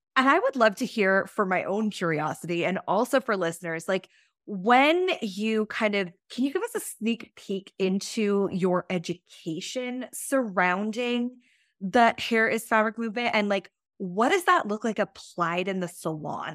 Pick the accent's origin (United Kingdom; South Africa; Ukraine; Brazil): United Kingdom; England; moved away; England is actually where I was born and where I'm from